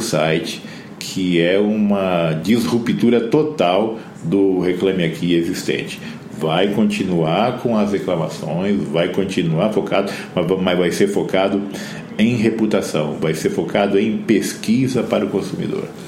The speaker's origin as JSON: {"language": "Portuguese", "town": "Campo Grande", "region": "Mato Grosso do Sul", "country": "Brazil", "said": "eu sou de Campo Grande, no Mato Grosso do Sul"}